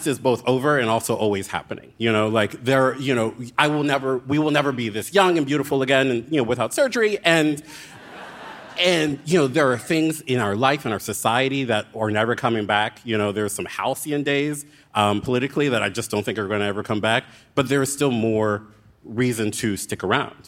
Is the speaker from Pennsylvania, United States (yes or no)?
no; Baltimore, Maryland, United States; moved away as an adult; also born or lived in Philadelphia; I moved back to Baltimore from Philadelphia against my will